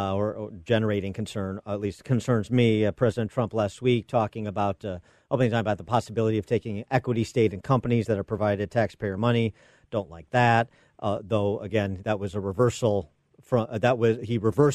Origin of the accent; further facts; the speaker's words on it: Illinois, United States; my home state governor, J.B. Pritzker